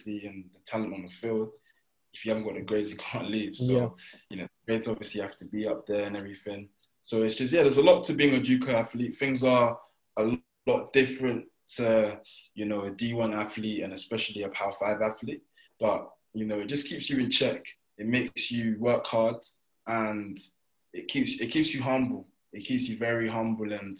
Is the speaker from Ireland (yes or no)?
no; United Kingdom; moved away; I'm from Brighton.